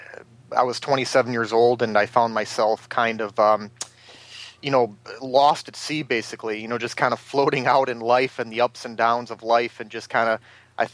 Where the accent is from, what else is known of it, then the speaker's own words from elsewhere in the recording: Detroit, Michigan, United States; moved away as an adult; now in Sarasota, United States; I was born and raised in Detroit